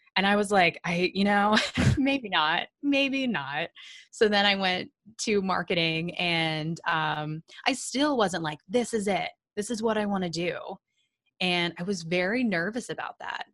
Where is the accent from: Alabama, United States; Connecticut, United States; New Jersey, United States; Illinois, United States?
Illinois, United States; Sullivan; I'm from the middle of nowhere in Illinois, very, very small town called Sullivan.